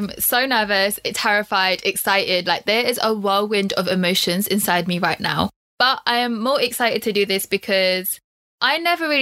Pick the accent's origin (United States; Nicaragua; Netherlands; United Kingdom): United Kingdom; London; also born or lived in Loughborough; I'm born and raised in London